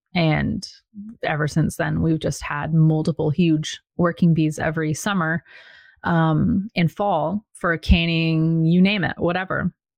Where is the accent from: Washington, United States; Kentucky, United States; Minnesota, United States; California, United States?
Washington, United States; moved away as an adult; now in Virginia, United States; when we moved from Washington State, where I grew up, so I was very well rooted